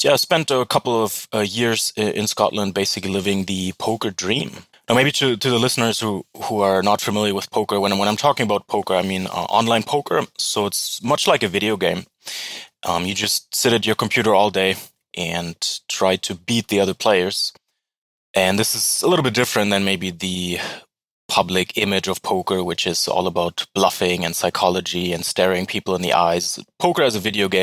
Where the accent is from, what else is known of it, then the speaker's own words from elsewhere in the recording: Berlin, Germany; English is a second language; moved away as an adult; also born or lived in California, United States / Edinburgh, United Kingdom; now in Bulgaria; was born and raised in Berlin, capital of Germany.